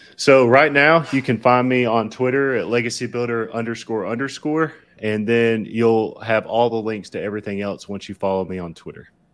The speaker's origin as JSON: {"language": "English", "region": "Southern", "country": "United States", "accent": "Southern", "said": "my Southern accent"}